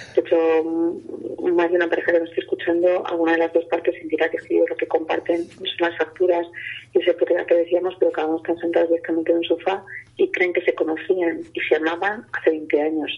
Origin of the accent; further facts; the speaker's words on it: Castile and León, Spain; mi tierra, ¿no? Que existe mucho el lechazo eh, de Castilla